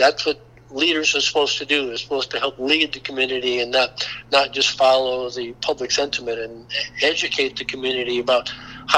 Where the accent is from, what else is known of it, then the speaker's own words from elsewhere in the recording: Dade County, Florida, United States; I was from Dade County